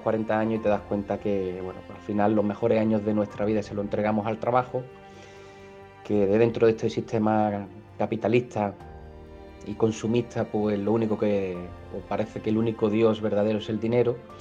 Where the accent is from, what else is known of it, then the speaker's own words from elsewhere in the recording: Málaga, Andalusia, Spain; soy de Málaga, del sur del mundo en primavera, aquí en, del barrio, del Palo